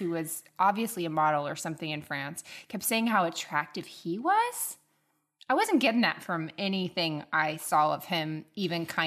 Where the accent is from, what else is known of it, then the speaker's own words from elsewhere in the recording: Tallahassee, Florida, United States; I'm a Tallahassee lassie.